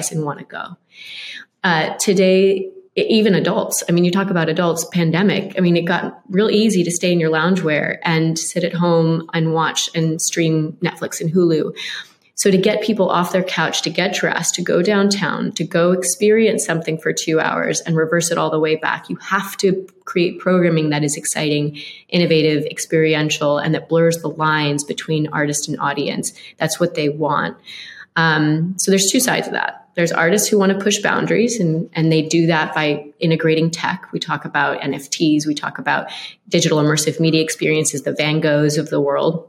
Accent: Boca Raton, Florida, United States; a Boca Ratonian that was born and raised, well, not quite born. They didn't have a maternity ward then, but raised

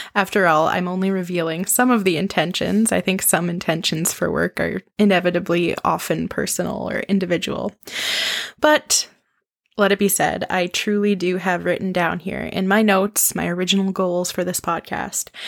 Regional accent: Saskatoon, Saskatchewan, Canada; also born or lived in Edmonton, Alberta; was born in Edmonton, Alberta, and raised in Saskatoon, Saskatchewan, Canada, which is where I live now

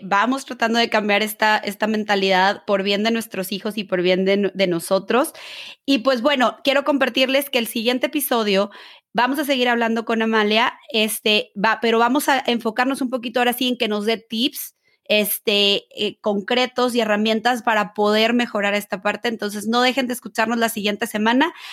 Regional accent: Mexico; yo que soy mexicana

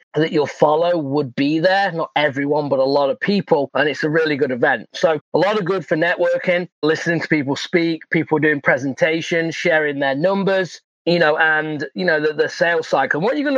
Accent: England, United Kingdom; moved away; I'm from England.

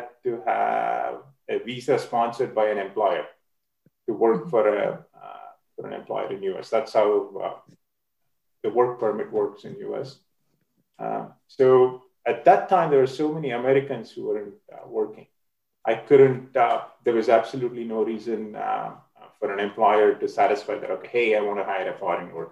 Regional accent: India; moved away as an adult; I'm originally from India. I did collegiate swimming in India

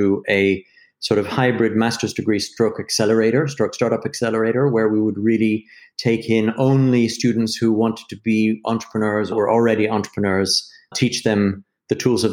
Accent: United States; moved away as an adult; also born or lived in London, United Kingdom; now in United Kingdom; I'm American, but I moved to London when I was 23

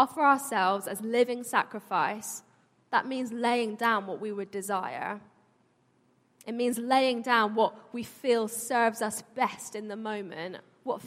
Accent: London, United Kingdom; I was born here, but my family were born and brought up in Iran.

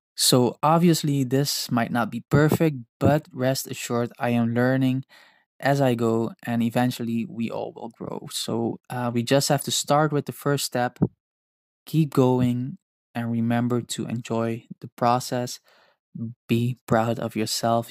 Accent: Netherlands; English is a second language; I am not an English native speaker. I am Dutch and partly Indonesian

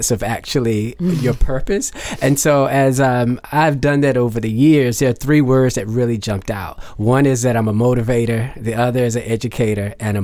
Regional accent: Garner, North Carolina, United States; I'm from a little town called Garner, North Carolina. I grew up there

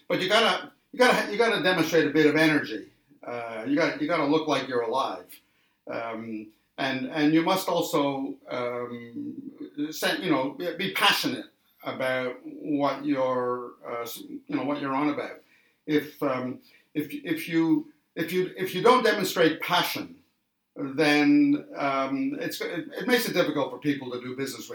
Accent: Canada; now in Australia; I was born in Canada and came to Australia many, many years ago, way back in the early 80s

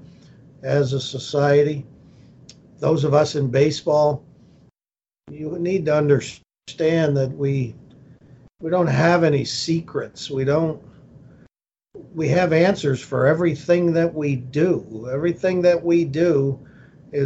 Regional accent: Lakewood, Ohio, United States; also born or lived in Cleveland, Ohio / Atlanta, Georgia; I'm a native Clevelander, grew up in the first suburb west, Lakewood, Ohio

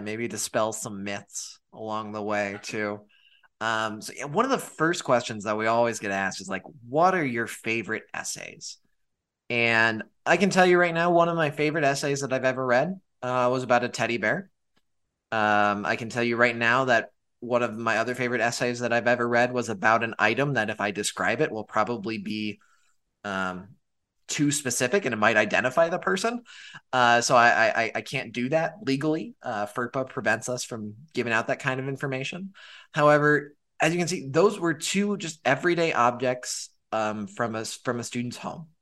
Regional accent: Montana, United States; moved away; I'm originally from Montana

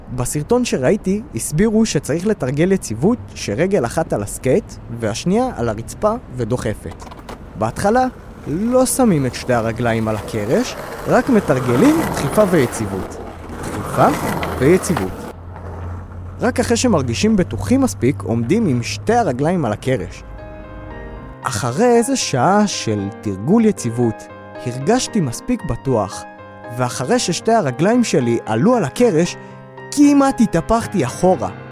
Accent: Ashdod, Southern District, Israel; גדלתי באשדוד

